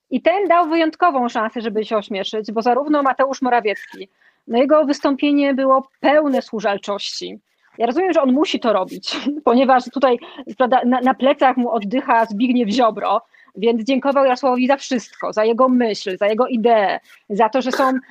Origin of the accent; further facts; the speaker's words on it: Katowice, Silesian Voivodeship, Poland; Pozdrowienia ja z Katowic.